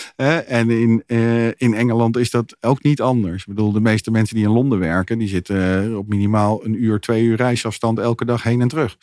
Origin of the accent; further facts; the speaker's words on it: Netherlands; als Nederlanders